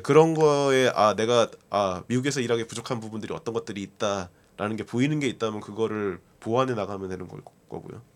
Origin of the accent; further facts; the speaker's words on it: South Korea; moved away as an adult; now in United States; 한국에서 왔다.